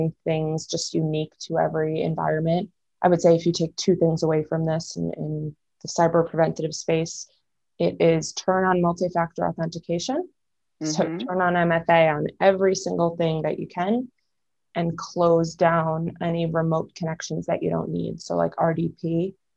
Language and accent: English; New York, United States; now in Denver, United States; I am from New York. I currently reside in Denver, Colorado